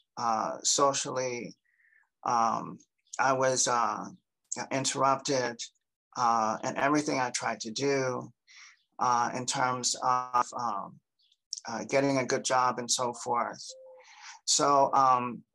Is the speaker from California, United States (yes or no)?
no; Cincinnati, Ohio, United States; also born or lived in Delaware, Ohio; I'm originally from Cincinnati, Ohio